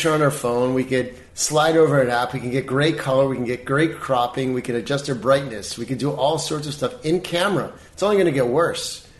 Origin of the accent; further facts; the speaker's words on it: Baltimore, Maryland, United States; now in Los Angeles, United States; I mean, when I moved here from Baltimore, I come from the land of you know, wallpaper and yeah.